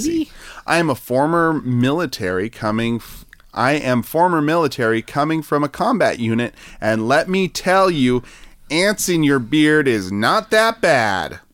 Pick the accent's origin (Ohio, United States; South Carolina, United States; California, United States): California, United States; I'm from California